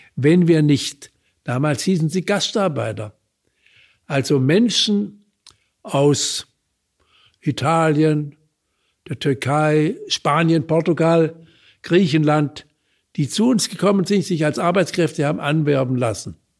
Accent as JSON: {"language": "German", "region": "Baden-Württemberg", "country": "Germany", "said": "bei uns in Baden-Württemberg"}